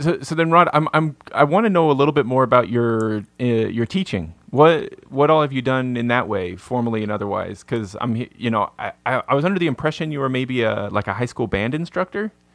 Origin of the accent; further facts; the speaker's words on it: American Southwest, United States; I grew up in the American Sou-, Southwest, you know, it's not exactly, it's not Appalachia out here